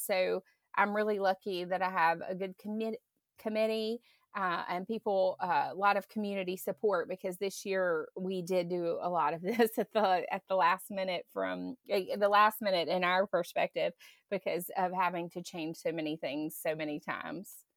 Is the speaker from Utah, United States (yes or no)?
no; Grand Bay, Alabama, United States; moved away as an adult; also born or lived in California; I grew up in Green Bay